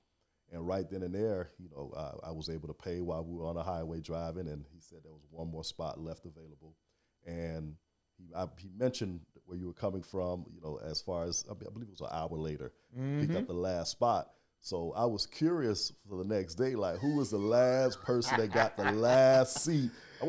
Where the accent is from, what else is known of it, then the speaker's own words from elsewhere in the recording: Miami, Florida, United States; also born or lived in Haiti (ancestry) / Alabama / Iowa; Born and raised in Miami, Florida. Attended college, Alabama A&M, and in Iowa. But after college, came back home